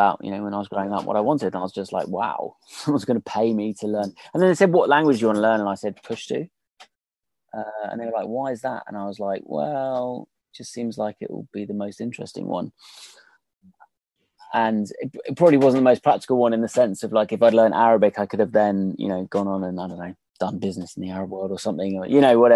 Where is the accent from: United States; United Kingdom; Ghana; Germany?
United Kingdom; I'm British